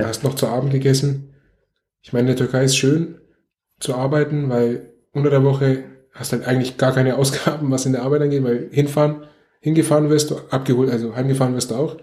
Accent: Nuremberg, Bavaria, Germany; ich bin in Nürnberg geboren und aufgewachsen

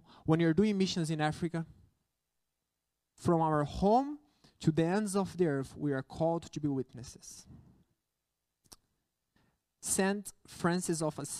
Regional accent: Brazil; English is a second language; I know that I'm a missionary. I came from Brazil to here, but it is something that goes beyond missions.

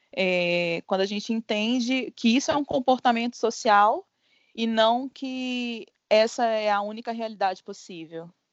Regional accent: Minas Gerais, Brazil; eu sou jornalista, sou mineira também, assim como a Nadica

